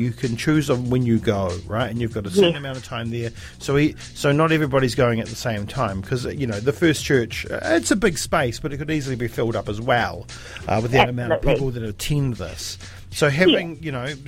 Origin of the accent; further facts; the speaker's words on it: Dunedin, Otago, New Zealand; we are from Utupute.